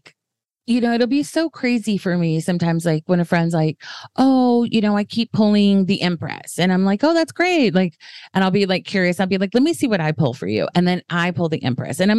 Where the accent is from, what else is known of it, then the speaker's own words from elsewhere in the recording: the South, United States; I'm from the South